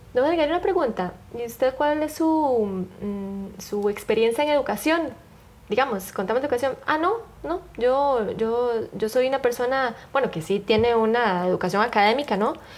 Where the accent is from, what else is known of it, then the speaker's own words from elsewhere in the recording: Costa Rica; yo crecí en la Costa Rica